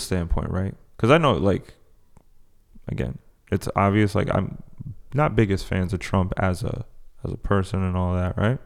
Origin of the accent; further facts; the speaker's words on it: Paris, Île-de-France, France; moved away; I was, I was born in Paris, so I know that type of, like, Northern French accent